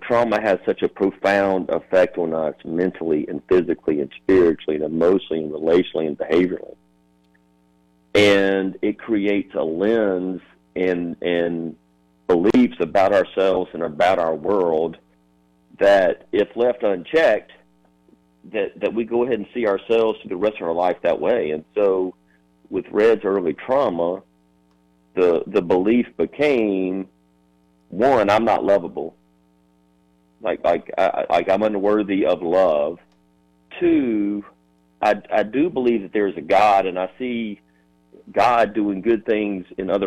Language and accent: English; Sumter, South Carolina, United States; my hometown, from Sumter.